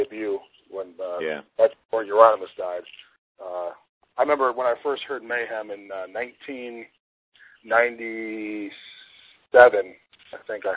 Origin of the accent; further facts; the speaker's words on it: Illinois, United States; moved away; also born or lived in Arizona; my parents and I grew up in Illinois